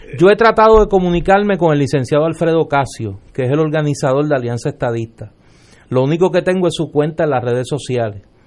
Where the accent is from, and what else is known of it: Puerto Rico